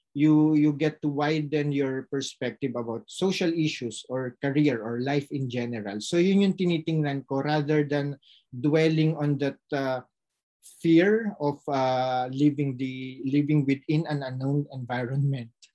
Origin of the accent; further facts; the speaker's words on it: Philippines; now in France; nagampanan ko yung role ko as a citizen of the Philippines na pinag-aral ng gobyerno ng Pilipinas